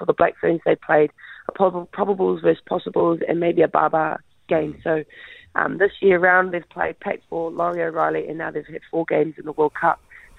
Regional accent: Te Tai Tokerau, Northland, New Zealand; I'm from Ngapuhi, I'm from Te Pai Tokerau

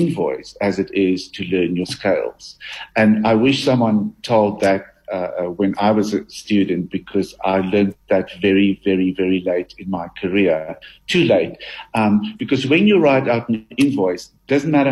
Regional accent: Harrismith, Free State, South Africa; In the Free State. I grew up in Harry Smith.

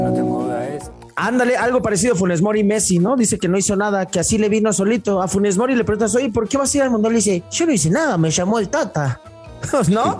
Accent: Mexico; siendo mexicano

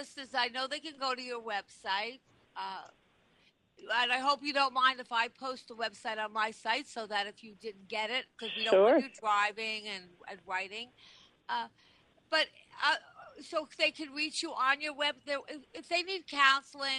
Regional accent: Long Island, New York, United States; I grew up on Long Island, and Great Neck growing up was my stomping grounds

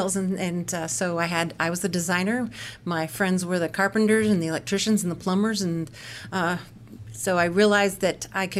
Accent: Corvallis, Oregon, United States; moved away as an adult; now in St. Louis, United States; I grew up in the Pacific Northwest, so Oregon

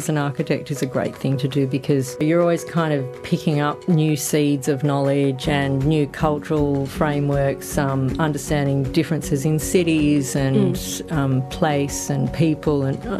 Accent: Sydney, New South Wales, Australia; I was born in Sydney quite a while ago now, but I came from a family of five kids.

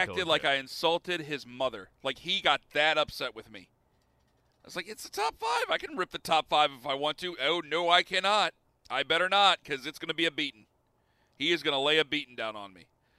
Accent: Ohio, United States; because I'm from Ohio.

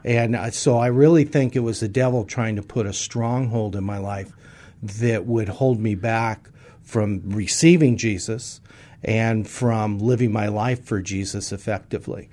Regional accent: San Francisco, California, United States; I was born in San Francisco, California. First night of my years was in California

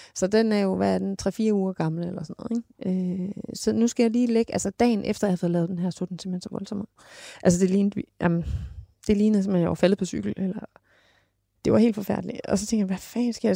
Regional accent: Denmark; jeg var fra Jylland af

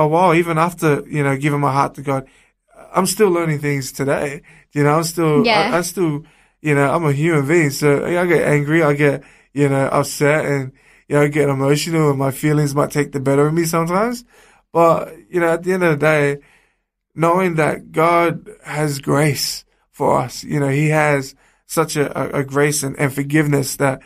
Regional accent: Sydney, New South Wales, Australia; I grew up in the streets of Sydney

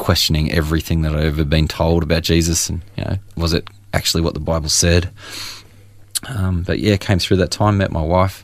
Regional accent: Churchill, Victoria, Australia; also born or lived in Moe; I was born in Moe and grew up in Churchill, Latrobe Valley mining town

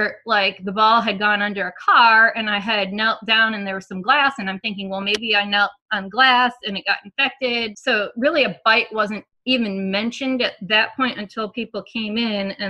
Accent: Michigan, United States; now in Tennessee, United States; I'm from Michigan.

